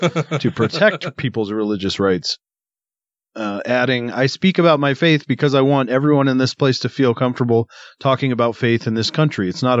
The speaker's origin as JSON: {"language": "English", "country": "United States", "said": "as an American"}